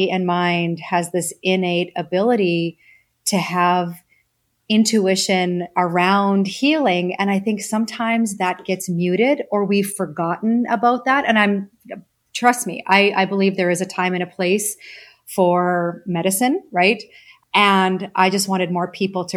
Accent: Saskatchewan, Canada; I grew up farm kid in Saskatchewan in Canada

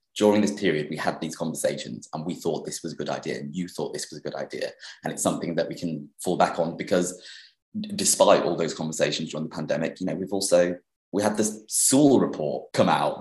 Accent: Sheffield, Yorkshire and the Humber, United Kingdom; moved away as an adult; Sheffield, which is my hometown. So I grew up in Sheffield. I lived there until I was 18

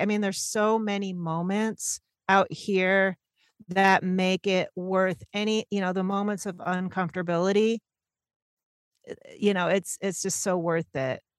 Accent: Syracuse, New York, United States; moved away as an adult; now in Portland, United States; I'm born and raised in Syracuse, New York, but I've lived out in Portland about twenty-five years now

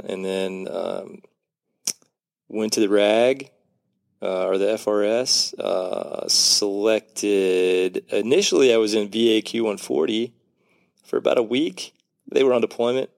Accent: Oklahoma, United States; just up the street in Oklahoma

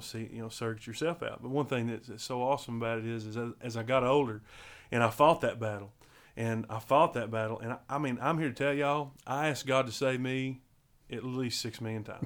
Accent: Riceville, Tennessee, United States; I was born and raised in Riceville, Tennessee.

